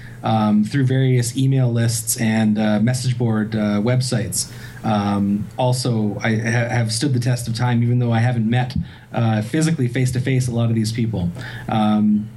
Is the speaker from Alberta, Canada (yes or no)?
no; Waterloo, Ontario, Canada; my hometown, Waterloo